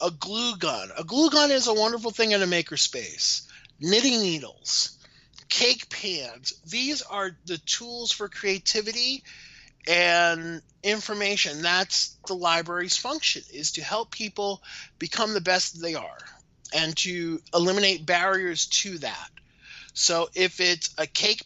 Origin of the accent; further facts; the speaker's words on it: Maryland, United States; I'm from Maryland